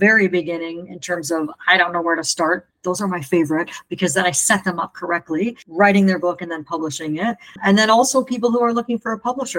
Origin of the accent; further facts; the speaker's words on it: Canada; also born or lived in Vancouver / Puerto Vallarta, Mexico; I'm a Canadian that works mostly with Americans, and I'm in Mexico.